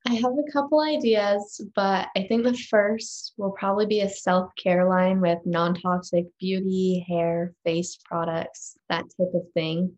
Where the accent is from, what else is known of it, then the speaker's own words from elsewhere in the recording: Utah, United States; also born or lived in Park City, Utah; in fourth grade, I moved to Park City, but I was born and raised in Utah even before